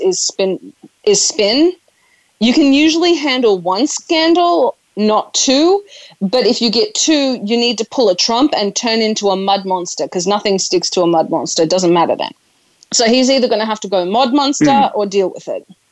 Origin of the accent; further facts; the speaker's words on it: Australia; I am Australian. I'm Australian, which is part of the Commonwealth